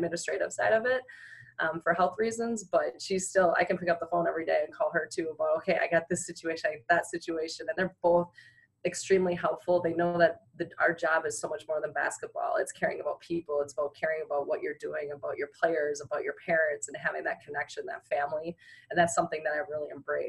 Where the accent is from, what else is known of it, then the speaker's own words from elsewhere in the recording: Madison, Wisconsin, United States; now in Springfield, United States; I'm kind of from the Madison, Wisconsin area